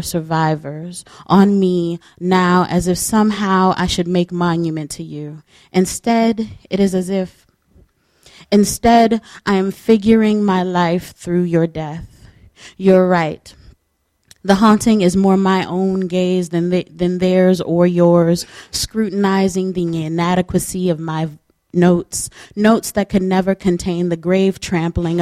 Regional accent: Los Angeles, California, United States; moved away; also born or lived in East Coast (birthplace, 'here'); I was born here, but I was raised in the Los Angeles area.

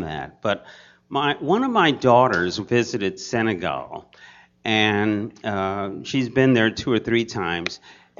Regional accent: Los Angeles, California, United States; I'm from the West Coast, Los Angeles

